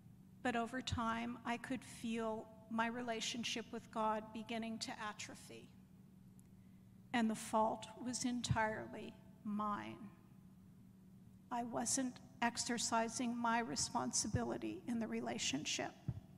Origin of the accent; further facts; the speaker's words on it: a suburb of Pittsburgh, Pennsylvania, United States; was raised and confirmed in the United Presbyterian Church that was within walking distance of the house where I grew up, in a suburb of Pittsburgh.